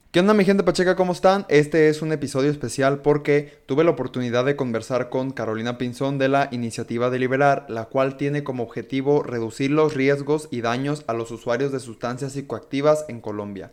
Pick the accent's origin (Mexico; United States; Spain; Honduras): Mexico; mi perspectiva como mexicano